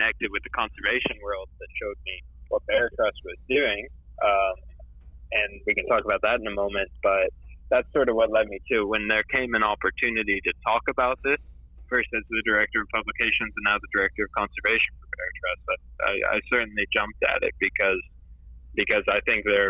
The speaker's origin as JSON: {"language": "English", "region": "Tennessee", "country": "United States", "tie": "born or raised there", "said": "I grew up in the United States, in Tennessee"}